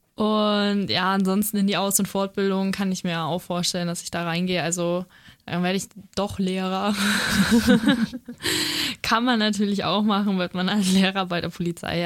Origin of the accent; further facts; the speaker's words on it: Feucht, Bavaria, Germany; ich bin eben in Feucht aufgewachsen